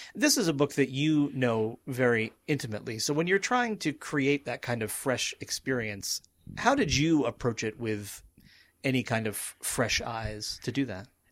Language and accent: English; the place where Moby-Dick was written, Massachusetts, United States; moved away as an adult; now in Pennsylvania, United States; I was in the place where the book was written and also my hometown